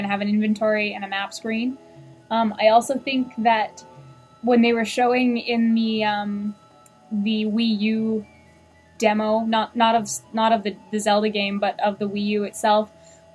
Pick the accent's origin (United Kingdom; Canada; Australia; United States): Canada; We're Canadian.